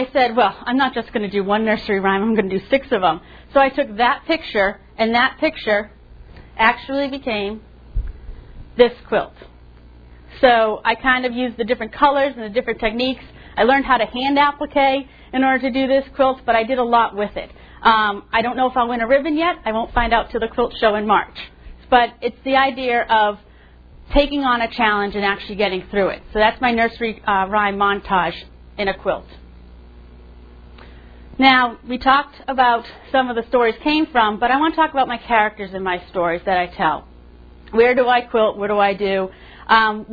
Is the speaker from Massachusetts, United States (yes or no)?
yes; Massachusetts, United States; moved away; I'm from Massachusetts, half my family Red Sox, half Yankees